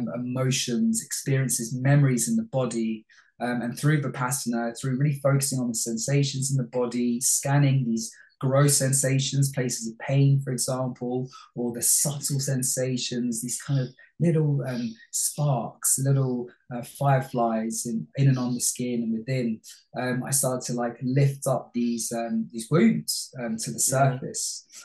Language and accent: English; Bangladesh; moved away; also born or lived in London, United Kingdom; I was born in London, in Hammersmith. {S4} Yeah. {S5} Lived in Olympia, which is in West London, for the first 2 years, and then moved to Bangladesh.